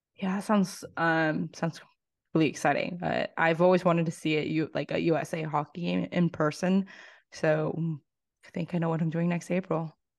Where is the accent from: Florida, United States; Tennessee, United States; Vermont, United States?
Tennessee, United States; coming from living, growing up in Tennessee